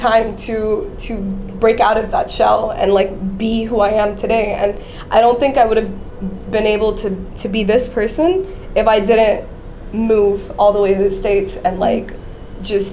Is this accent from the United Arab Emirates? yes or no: yes; Dubai, United Arab Emirates; moved away as an adult; also born or lived in Kerala, India / San Francisco; I was born and raised in Dubai. I'm Indian, but born and raised in Dubai.